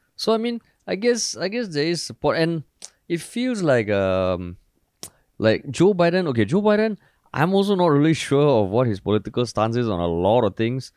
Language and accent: English; Singapore